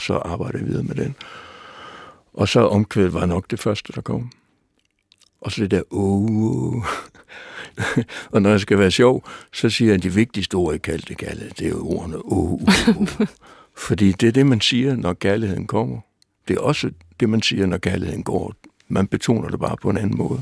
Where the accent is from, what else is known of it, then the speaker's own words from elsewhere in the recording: Aalborg, North Denmark Region, Denmark; Jeg var dreng i Aalborg